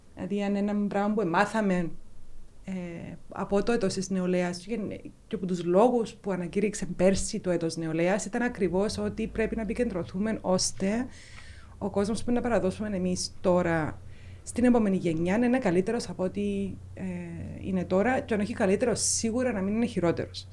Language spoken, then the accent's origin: Greek; Nicosia, Nicosia District, Cyprus; also born or lived in London, United Kingdom; είμαι λευκοσιάτισσα. Οπότε μεγάλωσα Λευκοσία.